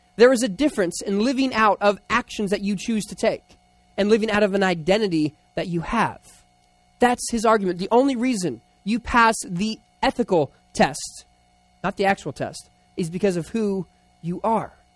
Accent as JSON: {"language": "English", "town": "Philadelphia", "region": "Pennsylvania", "country": "United States", "tie": "born or raised there", "said": "I was born in Philadelphia, and we talk like that in the playground."}